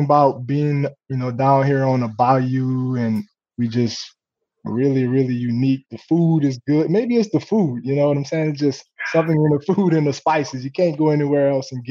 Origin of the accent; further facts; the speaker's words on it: Gramercy, Louisiana, United States; Gramercy is a very, very small town. I think when I was growing up, it was probably population 2,000-3,000